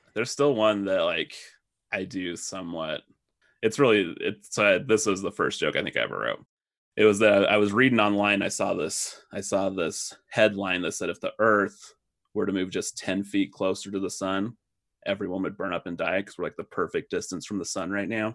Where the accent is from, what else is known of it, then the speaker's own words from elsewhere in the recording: Pleasant Grove, Utah, United States; also born or lived in Lubbock, Texas; I am originally from Pleasant Grove, Utah